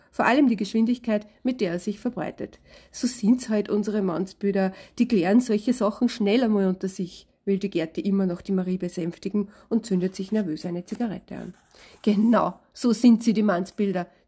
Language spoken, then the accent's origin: German; Vienna, Austria; Ich bin eine Wiener Autorin mit Hang zum Salzburger Land